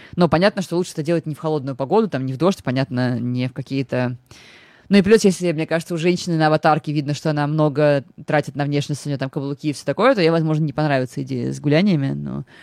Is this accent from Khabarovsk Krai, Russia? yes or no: no; Moscow, Russia; я из Выхина, это прям район